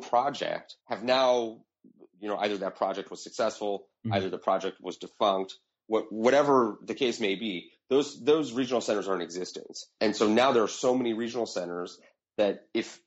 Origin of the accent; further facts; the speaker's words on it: United States; as an American